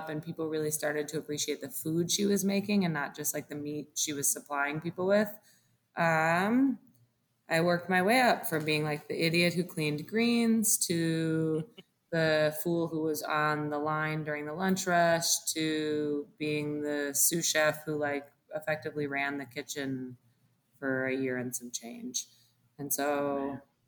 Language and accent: English; Detroit, Michigan, United States; moved away as an adult; also born or lived in Dominican Republic; now in Milwaukee, United States; I'm from Detroit originally, but was in the Dominican.